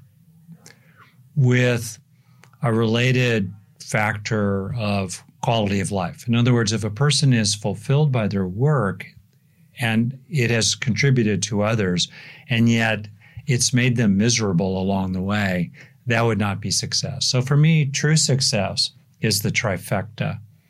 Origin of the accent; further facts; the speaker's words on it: United States; I am obviously an American